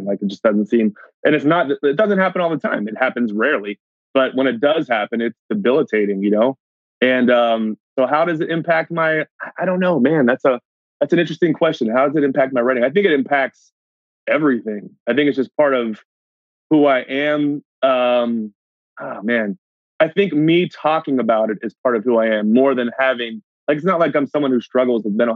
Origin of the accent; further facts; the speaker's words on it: United States; moved away as an adult; now in Canada; I'm originally from the States